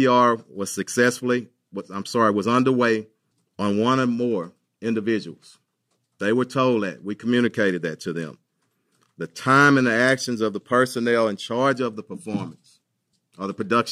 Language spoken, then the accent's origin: English; Houston, Texas, United States; I was born and raised in here in Houston.